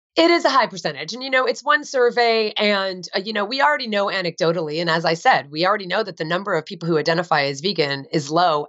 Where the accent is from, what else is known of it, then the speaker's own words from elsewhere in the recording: New Jersey, United States; I grew up in New Jersey